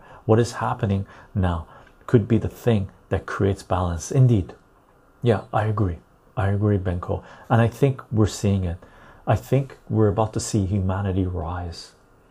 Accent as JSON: {"language": "English", "country": "Turkey", "said": "If it's about the economy, my country sucks too. I'm from Turkey."}